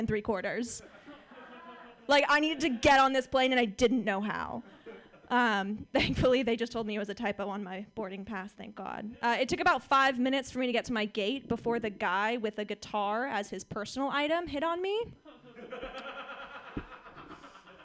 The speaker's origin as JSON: {"language": "English", "area": "Orange County", "region": "California", "country": "United States", "tie": "born or raised there", "said": "I lived in California for most of my life. I grew up in Orange County."}